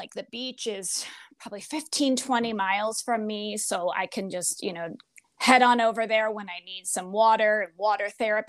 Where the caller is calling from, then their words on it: Fort Myers, Florida, United States; I'm in Fort Myers, Florida.